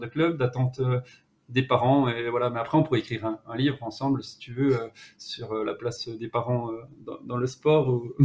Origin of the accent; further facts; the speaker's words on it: Jura mountains, Bourgogne-Franche-Comté, France; accent: Jura; je suis originaire des, montagnes du Jura